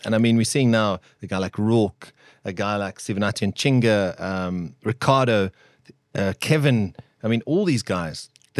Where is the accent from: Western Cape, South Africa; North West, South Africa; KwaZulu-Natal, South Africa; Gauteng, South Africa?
KwaZulu-Natal, South Africa; So I grew up in KwaZulu-Natal, and I had my grandparents live in, I'm not going to mention the place's name, but quite a fancy area of Belito at the time.